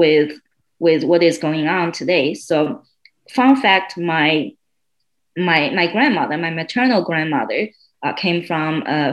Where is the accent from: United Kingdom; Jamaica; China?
China; moved away as an adult; also born or lived in southwest China; now in Miami, United States; I spent my first 22 years in mainland China. I was born in a southeast town. We call that a town, but it's actually a city with 10 million people near Shanghai.